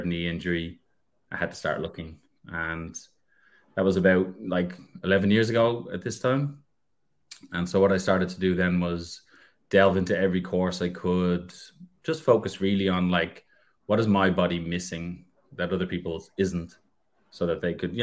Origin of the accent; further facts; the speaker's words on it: Ireland; now in Australia; I'm originally from Ireland. I am in Ireland at the moment, but I reside in Australia.